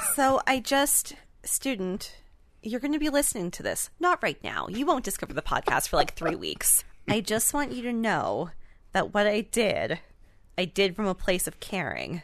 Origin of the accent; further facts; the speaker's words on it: Canada; we are Canadian